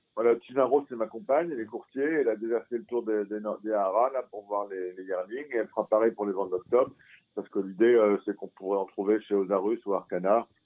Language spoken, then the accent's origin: French; France; moi je suis français